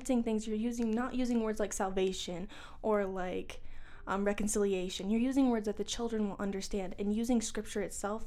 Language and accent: English; Florida, United States; moved away as an adult; now in Missouri, United States; I'm originally from Florida, and I moved to Missouri when I was 18 years old